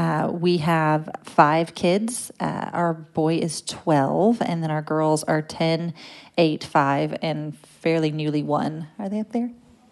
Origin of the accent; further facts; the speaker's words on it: Fort Worth, Texas, United States; My parents still attend the church I grew up in Fort Worth